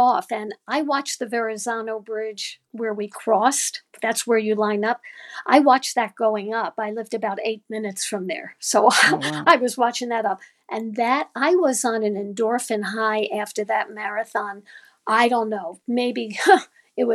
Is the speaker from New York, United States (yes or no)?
yes; New York City, New York, United States; now in Cleveland, United States; I grew up in New York. I'm from Brooklyn, New York, originally